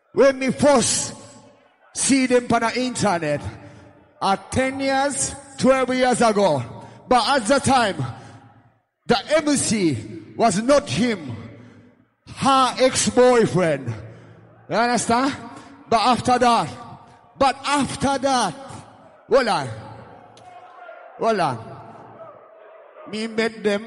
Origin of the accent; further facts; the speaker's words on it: Jamaica; I come from Jamaica